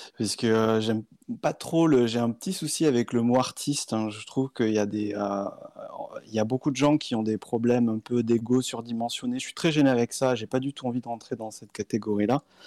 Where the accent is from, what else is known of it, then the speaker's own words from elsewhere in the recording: a small village near Tarbes, Occitania, France; moved away as an adult; also born or lived in Paris; now in Bordeaux, France; je viens d'un petit village à côté de Tarbes